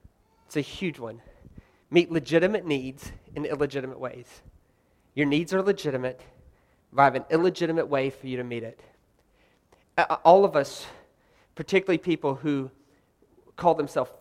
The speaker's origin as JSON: {"language": "English", "region": "the South", "country": "United States", "said": "I'm from the South, by the way. I'm from the South."}